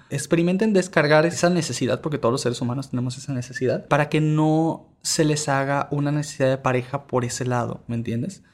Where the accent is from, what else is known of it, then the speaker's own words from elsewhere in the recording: Venezuela; moved away; also born or lived in Mexico; yo soy originario de Venezuela, pero por cosas estuve en México